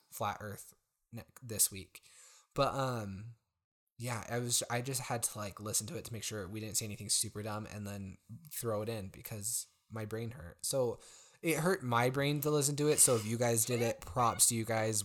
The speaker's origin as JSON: {"language": "English", "country": "United States", "said": "as an American, but, like, we've also spent time outside of the U S"}